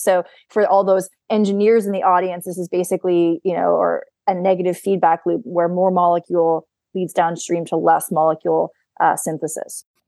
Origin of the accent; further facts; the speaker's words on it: Mystic, Connecticut, United States; moved away as an adult; also born or lived in Stanford / San Francisco; now in Boston, United States; I am originally from Mystic, Connecticut, on the Connecticut seashore. Um, I grew up in New England.